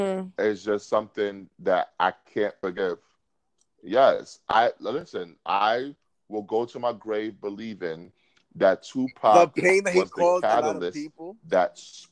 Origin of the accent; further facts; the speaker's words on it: Brooklyn, New York, United States; I am from Brooklyn.